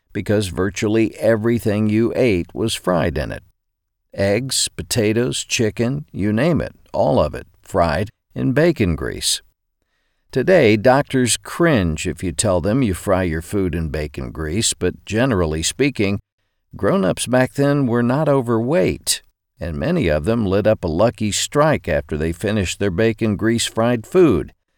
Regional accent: Arkansas, United States; Growing up in Arkansas

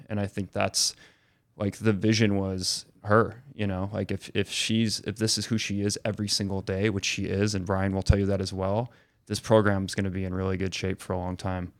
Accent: Eden, New York, United States; moved away; also born or lived in Southern California; we're both from Buffalo and we grew up together

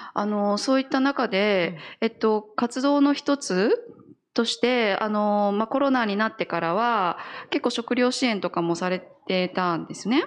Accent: Fukui, Japan; moved away; 私は福井県の出身なので

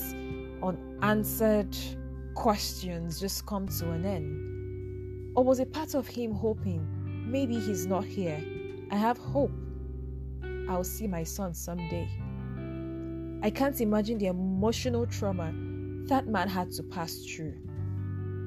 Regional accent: Nigeria; being a Nigerian youth in this generation

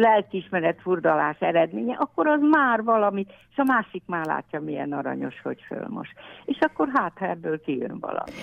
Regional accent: Leányfalu, Pest, Hungary; én is itt születtem

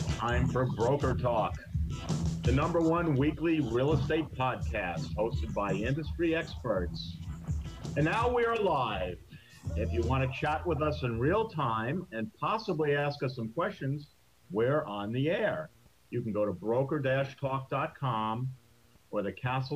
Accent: Glen Cove, New York, United States; Glen Cove, New York

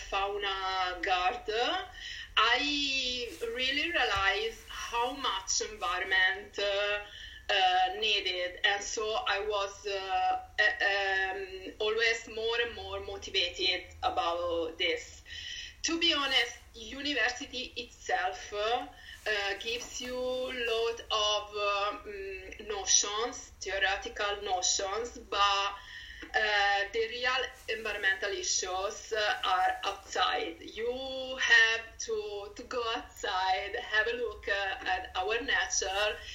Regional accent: Pisa, Tuscany, Italy; English is a second language; moved away as an adult; now in Dublin, Ireland; I'm from Tuscany, Pisa exactly

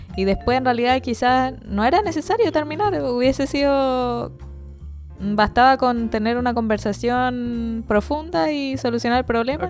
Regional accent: Chile; como buen chileno

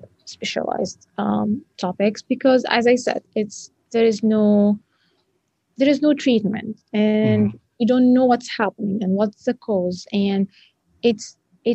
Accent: Egypt; moved away as an adult; now in Grand Rapids, United States; Cairo University in Egypt, my home country.

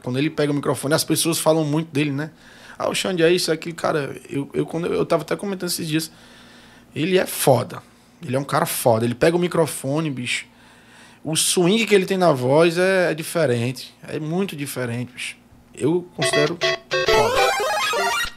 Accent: Ceará, Brazil; eu sou original do Ceará

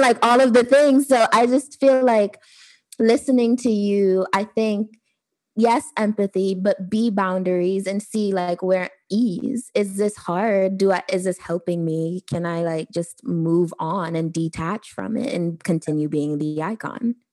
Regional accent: Trinidad & Tobago; I'm actually Trinidadian.

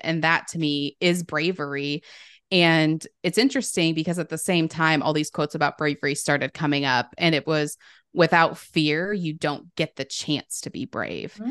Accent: Sandy, United States; also born or lived in Los Angeles; when I moved back home

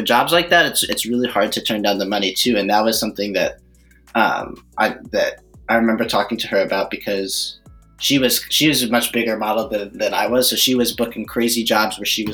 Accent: New York City, New York, United States; moved away as an adult; now in Middletown, Connecticut, United States; I grew up in Manhattan.

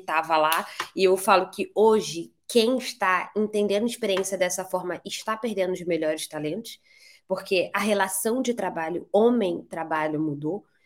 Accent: Rio de Janeiro, Brazil; also born or lived in Barcelona; sou do Rio de Janeiro

